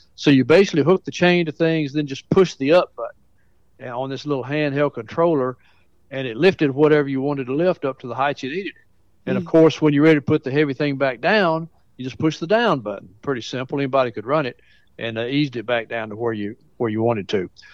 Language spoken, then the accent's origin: English; Mount Pleasant, Tennessee, United States; moved away as an adult; also born or lived in Jefferson County, Tennessee / Indiana / Pensacola; that's where I grew up, right there on Fairview Drive